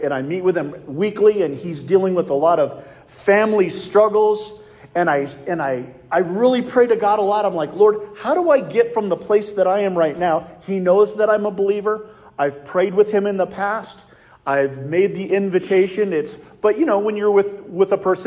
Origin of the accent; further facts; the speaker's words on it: Iowa, United States; I'm from Iowa